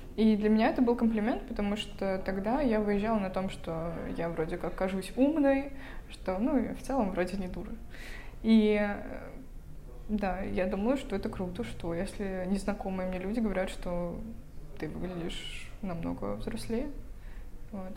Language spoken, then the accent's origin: Russian; Vologda, Vologda Oblast, Russia; moved away as an adult; now in Saint Petersburg, Russia; Я сама из Вологды, относительно тоже недалеко отсюда